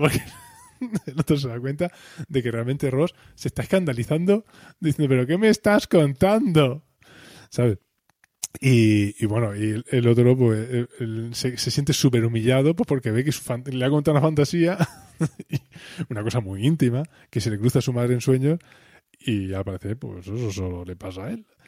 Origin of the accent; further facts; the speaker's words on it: Spain; somos españoles, la cultura más mediterránea